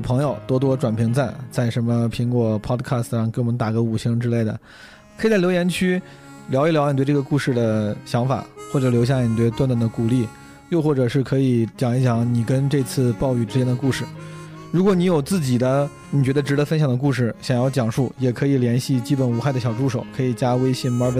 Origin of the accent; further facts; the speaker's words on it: Henan, China; 我的家乡河南